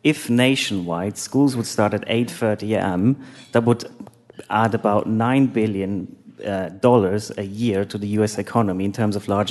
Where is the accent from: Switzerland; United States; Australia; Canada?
Switzerland; now in London, United Kingdom; I live in London, but originally I'm from Switzerland